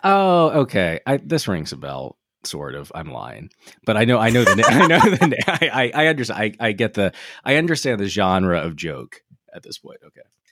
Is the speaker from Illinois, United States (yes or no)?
no; Delaware, United States; Delaware State Fair in my hometown.